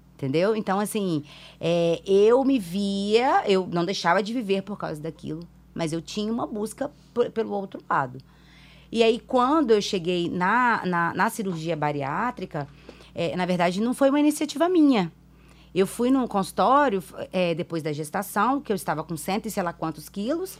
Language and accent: Portuguese; Vila Velha, Espírito Santo, Brazil; also born or lived in Minas Gerais; Eu fui criada em Vila Velha, no Ibis, há trinta e tantos anos